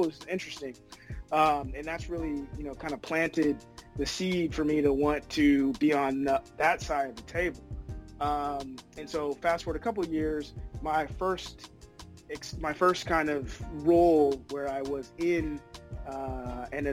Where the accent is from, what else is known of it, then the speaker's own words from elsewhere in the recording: Oakland, California, United States; I'm originally from the Bay. Big shout out to Oakland